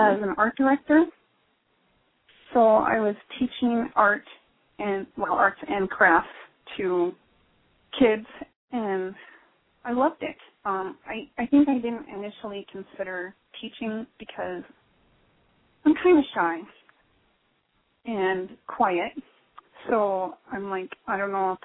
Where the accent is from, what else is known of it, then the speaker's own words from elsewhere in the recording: Montana, United States; I grew up in Montana, and I'm still here.